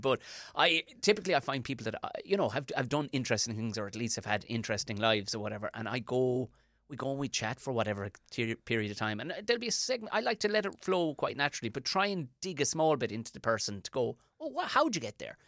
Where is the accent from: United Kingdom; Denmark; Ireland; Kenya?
Ireland; as an Irish person